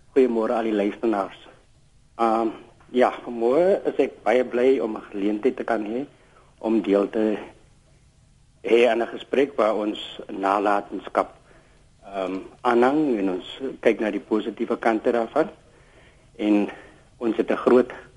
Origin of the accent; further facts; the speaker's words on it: South Africa; also born or lived in Kimberley; ons as Suid-Afrikaners